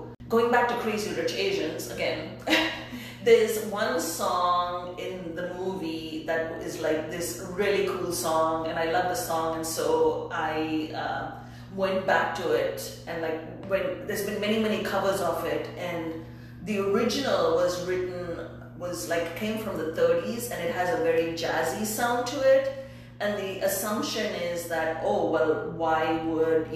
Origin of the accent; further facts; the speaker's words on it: India; first language English; moved away; I was born and raised in India and I only speak English